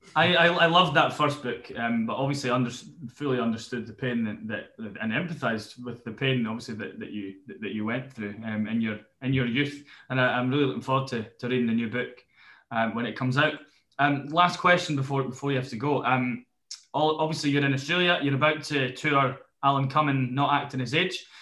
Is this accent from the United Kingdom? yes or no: yes; Newbiggin, United Kingdom; I'm from New Biggin